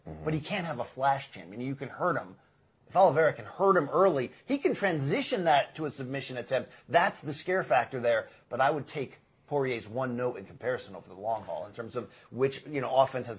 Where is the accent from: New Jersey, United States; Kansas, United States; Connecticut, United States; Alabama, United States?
Connecticut, United States; They used to make Almond Joys in my hometown in Ogden, Connecticut.